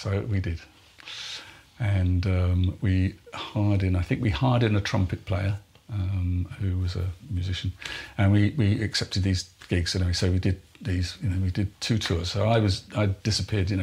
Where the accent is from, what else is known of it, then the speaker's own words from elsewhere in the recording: Exmouth, South West England, United Kingdom; in Exmouth, my hometown